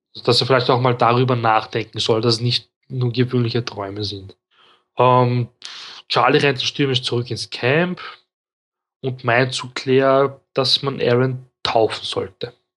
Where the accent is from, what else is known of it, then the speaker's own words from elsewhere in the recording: Austria; ich bin Österreicher